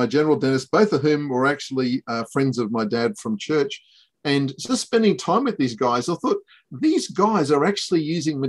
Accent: Ayr, Queensland, Australia; moved away as an adult; also born or lived in Brisbane; I grew up in Ayr in North Queensland and then came down to UQ to do dentistry

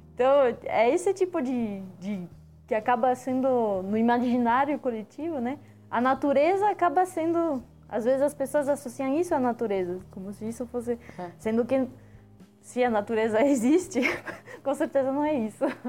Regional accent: France; now in Brazil; quando eu cheguei no Brasil, que eu sou francesa

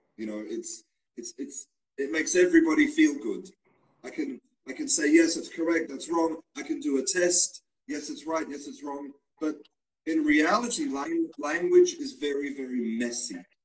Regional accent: Australia; now in Spain; I was born in Australia, but now I live and I work in Spain

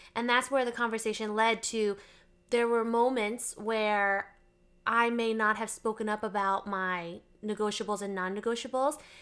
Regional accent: Texas, United States; now in Arizona, United States; I was born in Texas

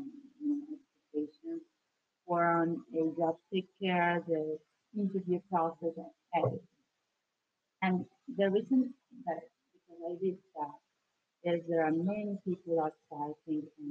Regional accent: Venezuela; moved away as an adult; now in United States; I'm from Venezuela

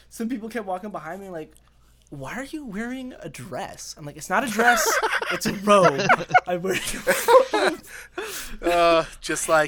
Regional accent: Colorado, United States; I'm actually from Colorado

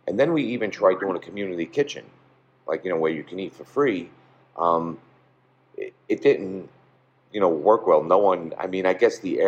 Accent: New York City, New York, United States; Growing up in this part of Brooklyn, in the 70s, early 80s

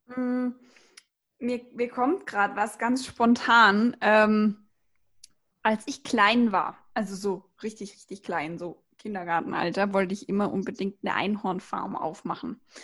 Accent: the South, Southern Germany, Germany; Weng, wie man hier bei uns im Süden so schön sagt

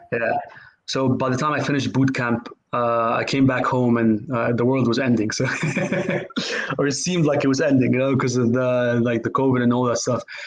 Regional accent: Cairo, Cairo Governorate, Egypt; moved away as an adult; also born or lived in United States; now in United Kingdom; I'm originally from Egypt. Uh, I grew up in Cairo, um, lived there. My whole family is from there. Um, I lived there till I was 18.

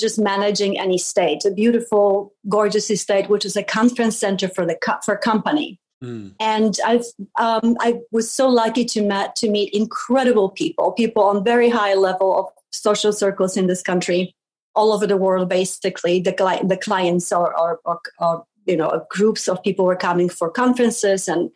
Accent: Poland; moved away; I was born in Poland many, many years ago. It was still a communist country. So my childhood was a little bit of, you know, black and white and gray because of the mood in the country.

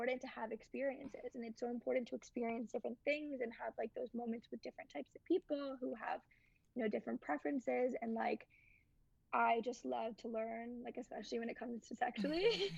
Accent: New York, United States; But I think, like, because I grew up in New York, especially, hookup culture between high school and college, like, I didn't see that many differences.

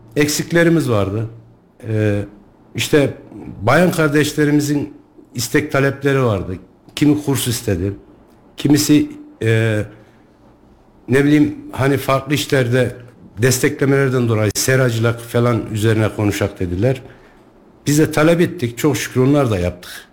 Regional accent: Sarız, Kayseri Province, Turkey

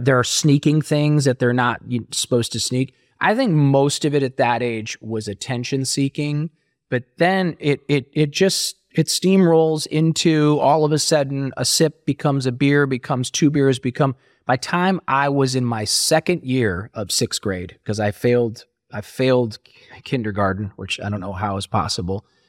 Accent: Ohio, United States; born or raised there

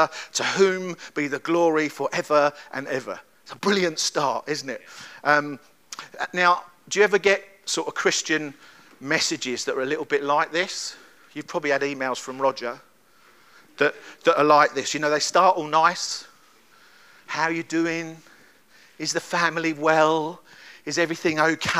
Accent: London, United Kingdom; But I'm from London. You can probably tell from my accent.

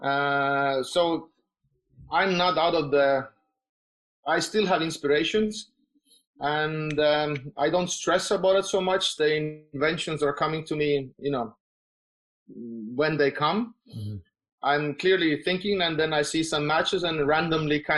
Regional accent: Tallinn, Harju County, Estonia; I'm from Estonia, so in Tallinn.

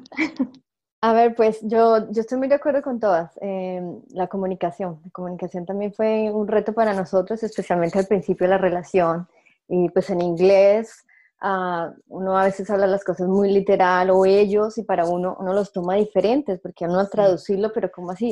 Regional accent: Boyacá, Colombia; also born or lived in England; now in Vancouver, Canada; yo soy de Boyacá, eh, un estado en Colombia

